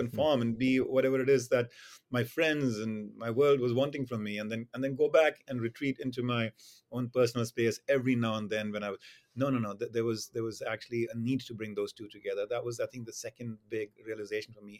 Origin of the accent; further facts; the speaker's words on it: India; moved away; my experience in growing up in India